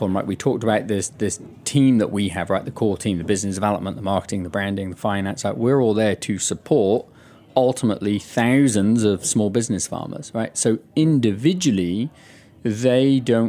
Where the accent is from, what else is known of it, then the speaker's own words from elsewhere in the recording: United Kingdom; moved away; my home country, the UK